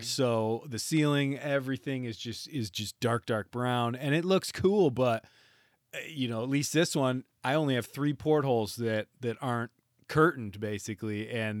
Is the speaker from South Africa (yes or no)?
no; Michigan, United States; I do remember growing up in Northern Michigan